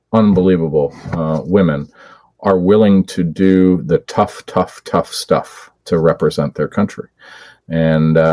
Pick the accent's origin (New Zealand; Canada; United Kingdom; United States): Canada; Oakville, Ontario; I was running a hospital campaign for my hometown hospital in Oakville